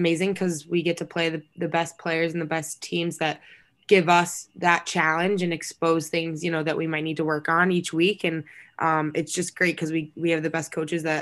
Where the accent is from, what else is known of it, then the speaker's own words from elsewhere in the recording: Dallas, Texas, United States; moved away as an adult; got recruited out of Dallas